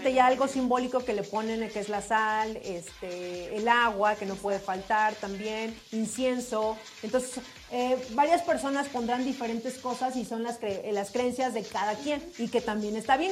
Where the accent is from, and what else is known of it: Mexico